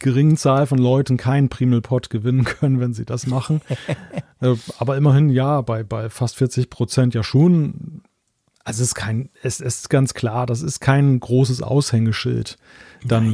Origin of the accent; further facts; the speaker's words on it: Germany; als Deutscher